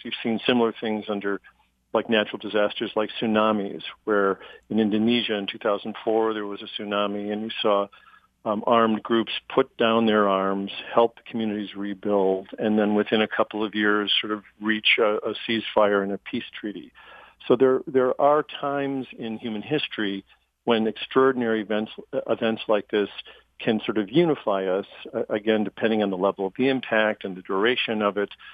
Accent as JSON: {"language": "English", "town": "Chicago", "region": "Illinois", "country": "United States", "said": "I come from Chicago, which had a political machine"}